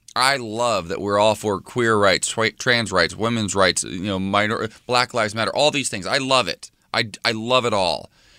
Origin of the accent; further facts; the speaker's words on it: United States; Here's how frustrated as an American that I am.